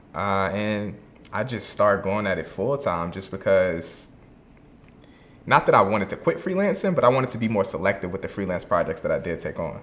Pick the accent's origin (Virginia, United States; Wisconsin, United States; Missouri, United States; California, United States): Virginia, United States; now in Atlanta, United States; I'm originally from Virginia